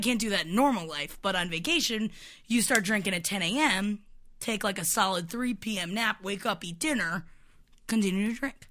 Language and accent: English; Florida, United States; moved away; my hometown, which is extremely racist and homophobic